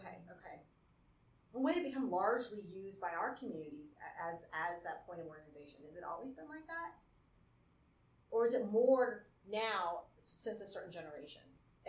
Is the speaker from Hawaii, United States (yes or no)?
yes; Hawaii, United States; Well, I'm a Hawaiian.